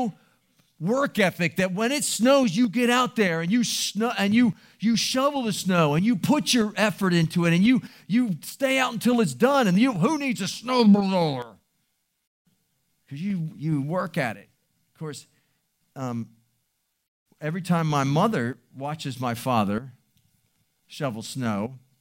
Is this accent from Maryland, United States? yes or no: yes; Baltimore, Maryland, United States; I grew up in Baltimore City